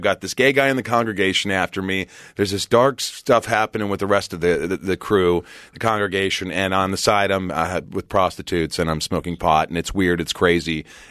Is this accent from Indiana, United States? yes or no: yes; Indiana, United States; also born or lived in New York; now in California, United States; I grew up in Indiana, even though I was born in New York